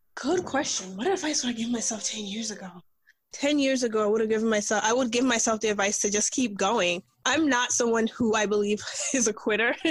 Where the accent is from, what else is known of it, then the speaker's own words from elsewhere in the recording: New York, United States; also born or lived in Nigeria; I'm Nigerian by birth, but I grew up here. I actually grew up in New York